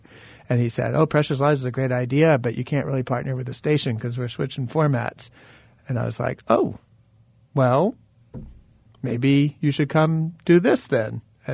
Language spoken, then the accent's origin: English; Atlanta, Georgia, United States; moved away; I'm from Atlanta